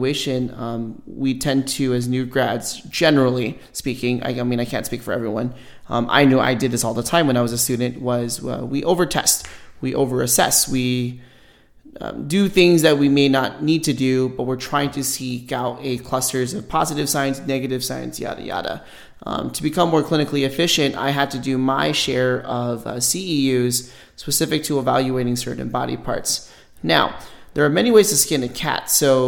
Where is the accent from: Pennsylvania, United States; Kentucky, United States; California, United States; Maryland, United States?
California, United States; Los Angeles; now in Las Vegas, United States; I'm originally from Los Angeles, California.